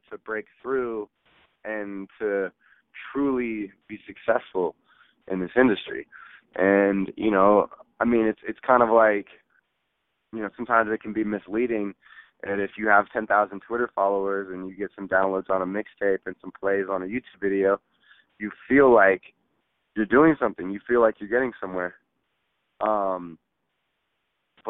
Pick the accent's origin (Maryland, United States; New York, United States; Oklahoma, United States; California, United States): California, United States; the Bay Area; growing up in the Bay